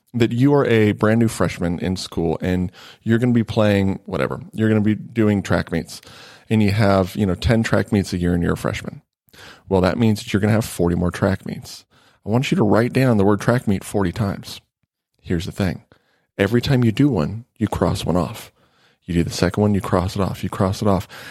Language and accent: English; Nevada, United States; I grew up in Nevada